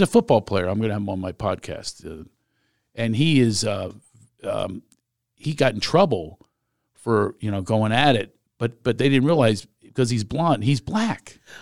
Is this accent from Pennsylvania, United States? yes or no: yes; Philadelphia, Pennsylvania, United States; moved away; I grew up in Philly.